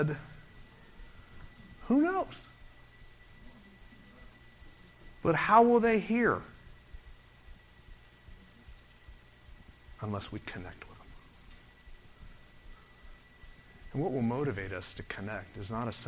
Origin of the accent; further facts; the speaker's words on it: Orlando, Florida, United States; I was brought up in Orlando before Disney